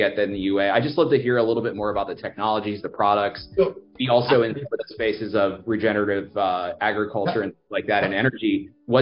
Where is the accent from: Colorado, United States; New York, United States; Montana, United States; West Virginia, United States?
New York, United States; New York City; I was born in Brooklyn.